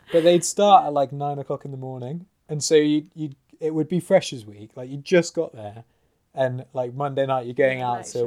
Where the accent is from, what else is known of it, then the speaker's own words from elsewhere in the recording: Oxford, South East England, United Kingdom; being from Oxford